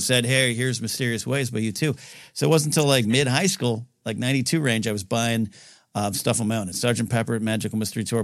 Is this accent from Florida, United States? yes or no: no; Grover Beach, California, United States; It turns into Grover Beach for those who keep score at home and live in my hometown area.